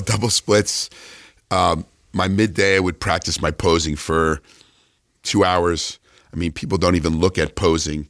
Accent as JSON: {"language": "English", "region": "New Jersey", "country": "United States", "also_born_or_lived": "California", "moved": "yes", "said": "I was this guy from New Jersey, you know, unknown guy from New Jersey to move to California."}